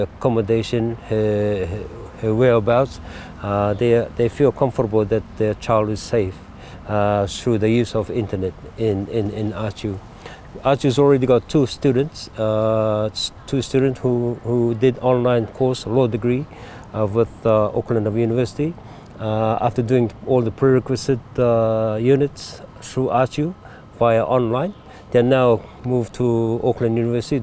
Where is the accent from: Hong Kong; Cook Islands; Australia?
Cook Islands; I was born in Rarotonga, and my dad is from the island of Attu